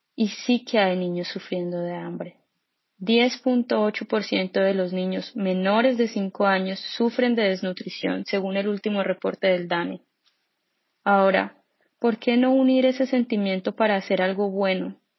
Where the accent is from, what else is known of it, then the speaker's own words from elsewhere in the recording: Colombia; now in Dresden, Germany; todos colombianos